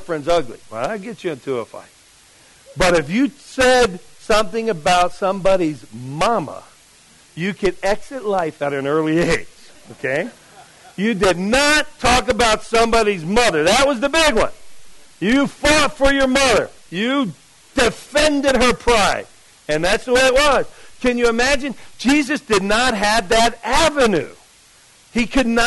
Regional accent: Jersey City, New Jersey, United States; moved away; where I grew up in Jersey City, New Jersey

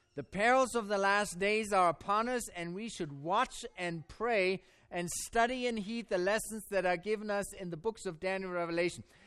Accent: Germany; born or raised there; accent: German; English is a second language; now in United States

